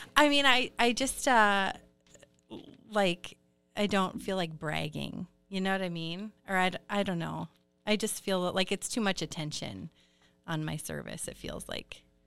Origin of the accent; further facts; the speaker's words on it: Iron Range, Minnesota, United States; also born or lived in Duluth, Minnesota; I grew up on the Iron Range and then came back to Duluth